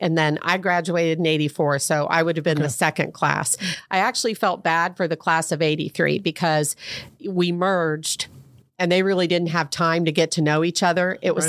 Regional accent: Fairborn, Ohio, United States; So I grew up in Fairborn on Fairway Drive, and my dad was in the Air Force

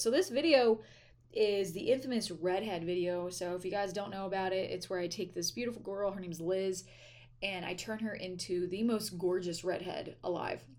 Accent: East Coast, United States; moved away as an adult; also born or lived in Delaware; now in California, United States; I'm from the East Coast. I used to live on the East Coast

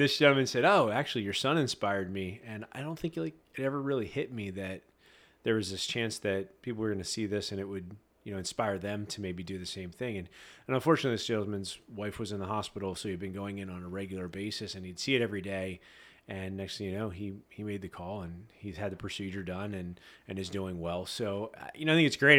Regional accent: Annville, Pennsylvania, United States; I grew up in Amville, so good old small town Amville

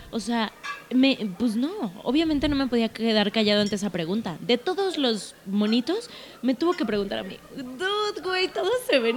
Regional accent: United States; Spanish is a second language; Porque soy bien gringa.

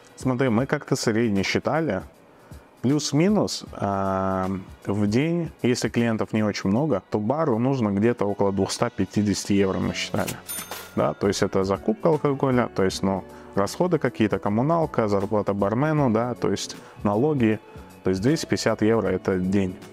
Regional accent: Dushanbe, Tajikistan; moved away as an adult; now in Riga, Latvia; Я родом из Таджикистана, город Душамбе

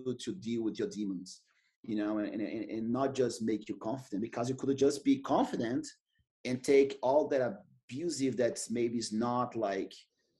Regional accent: Manaus, Amazonas, Brazil; English is a second language; moved away as an adult; also born or lived in San Diego; now in Austin, United States; I was born in Manaus.

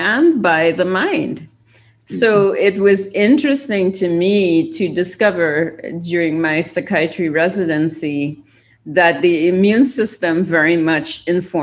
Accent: Trinidad & Tobago; moved away as an adult; also born or lived in California / Maryland; now in United States; I am from Trinidad and Tobago in the Caribbean

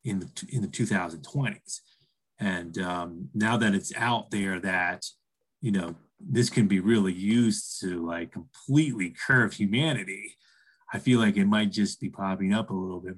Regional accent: East Coast, United States; now in Colorado, United States; I reside in Colorado and I'm from the East Coast

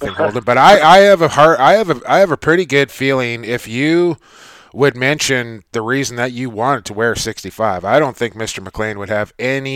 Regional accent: British Columbia, Canada; I'm from the West Coast in BC

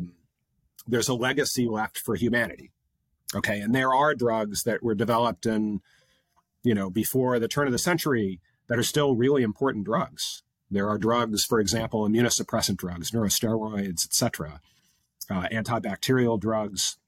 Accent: United States; now in London, United Kingdom; as an American living in London

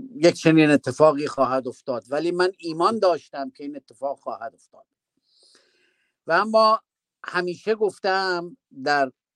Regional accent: Iran; در وطنمون در ایران

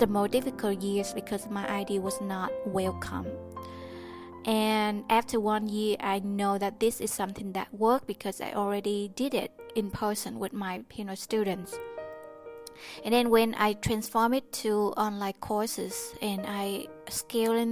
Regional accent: Vietnam; I was born in Vietnam, and I don't have the freedom of speech since I was young

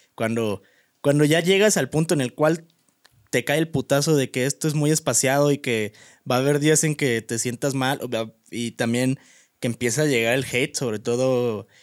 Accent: Guanajuato, Mexico; moved away; mi pueblo, a mi ranchito

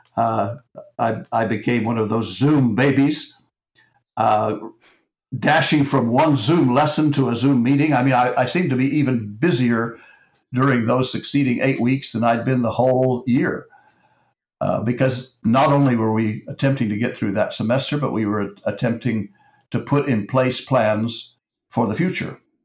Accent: Texas, United States; I'm from Texas

